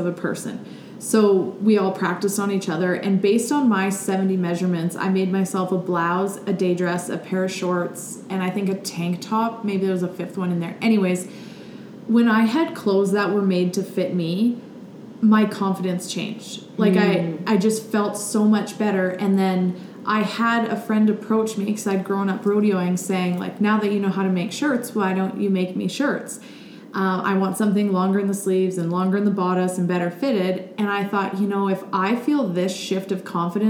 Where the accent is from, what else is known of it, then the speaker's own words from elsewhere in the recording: Millarville, Alberta, Canada; also born or lived in Texas / Calgary; I grew up in Millerville, Alberta